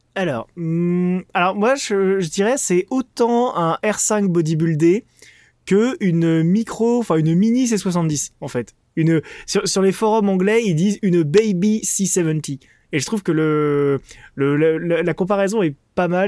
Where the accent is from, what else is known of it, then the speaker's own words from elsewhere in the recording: France; Je suis français.